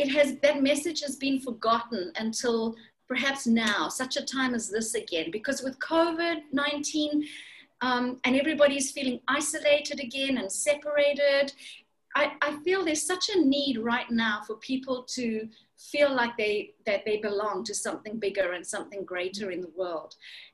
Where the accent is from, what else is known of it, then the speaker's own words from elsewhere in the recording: Zimbabwe; born there; I was born in Zimbabwe, and I've lived in many countries around the world